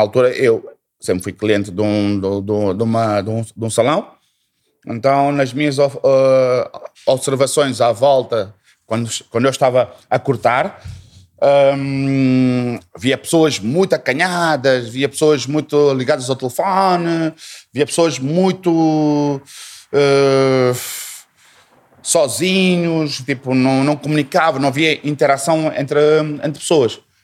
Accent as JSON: {"language": "Portuguese", "country": "Portugal", "tie": "born or raised there", "also_born_or_lived": "unnamed African country of origin", "moved": "as an adult", "lives_now": "Mozambique", "said": "a minha passagem foi para Portugal, Portugal, a minha formação toda, a minha família toda também mudou por lá"}